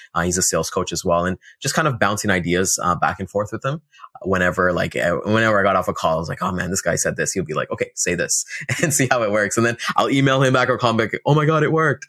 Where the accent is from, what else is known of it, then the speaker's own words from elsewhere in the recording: Toronto, Ontario, Canada; we're out in Toronto, Ontario. Uh, I've been here all my life.